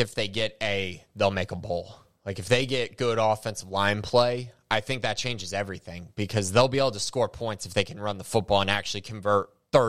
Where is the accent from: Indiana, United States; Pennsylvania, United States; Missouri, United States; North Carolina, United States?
Indiana, United States; I was born in Indiana